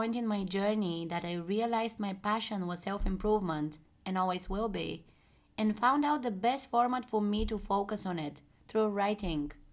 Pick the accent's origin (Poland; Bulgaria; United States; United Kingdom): Bulgaria; moved away as an adult; now in Amsterdam, Netherlands; I'm from Bulgaria, a small country in Europe